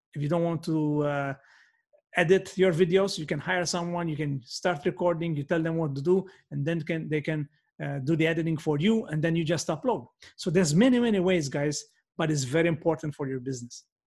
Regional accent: Malta; first language Maltese; English is a second language; my first language is Maltese, but we are bilingual

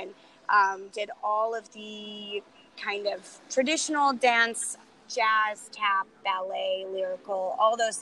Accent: Mount Vernon, United States; I grew up in a small town in Mount Vernon where dance was just the thing that everyone was put into

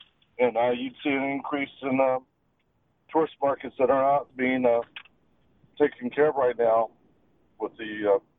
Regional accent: Orlando, Florida, United States; I grew up here in the Orlando market

